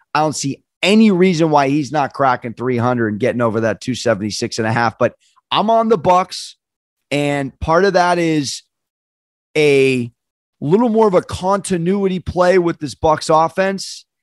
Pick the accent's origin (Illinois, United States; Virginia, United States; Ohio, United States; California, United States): California, United States; San Diego; now I'm from San Diego